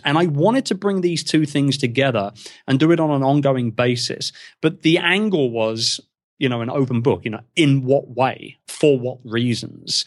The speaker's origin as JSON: {"language": "English", "region": "England", "country": "United Kingdom", "said": "being English in the podcasting world"}